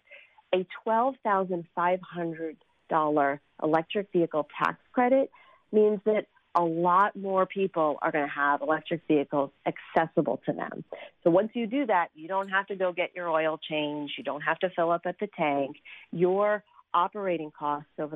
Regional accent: Florida, United States; Florida is my home state

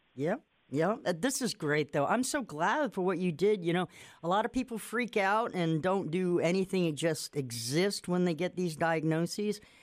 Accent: Nantucket, Massachusetts, United States; moved away; I'm from Nantucket, Massachusetts, an island

